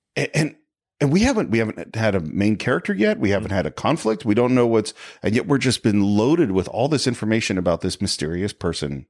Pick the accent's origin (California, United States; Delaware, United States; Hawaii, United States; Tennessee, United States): California, United States; San Francisco; growing up in San Francisco